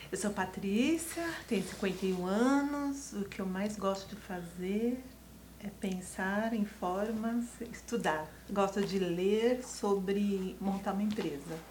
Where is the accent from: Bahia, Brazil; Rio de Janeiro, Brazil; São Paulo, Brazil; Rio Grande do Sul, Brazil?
São Paulo, Brazil; Santana de Parnaíba; Nós somos de Santana de Parnaíba. Cidade é próximo de Barueri.